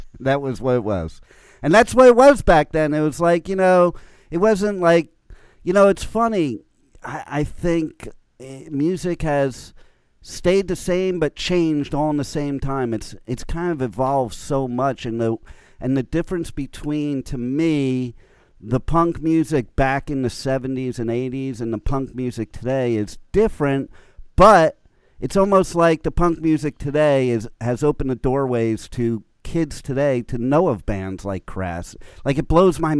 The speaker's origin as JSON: {"language": "English", "country": "United States", "also_born_or_lived": "Los Angeles", "said": "as an American and being in L.A. during the whole start of the punk scene"}